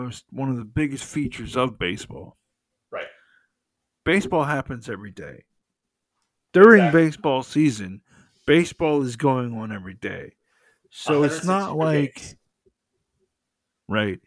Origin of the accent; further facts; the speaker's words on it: the South, United States; I'm from the South